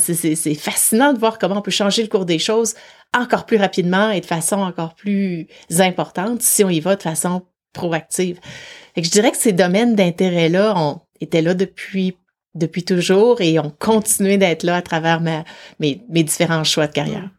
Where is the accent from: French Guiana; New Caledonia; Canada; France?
Canada; Quebec City, Quebec; moved away as an adult; now in Vancouver, Canada; je viens de Québec, de la ville de Québec en, particulier, même si maintenant j'habite euh, sur la côte ouest à Vancouver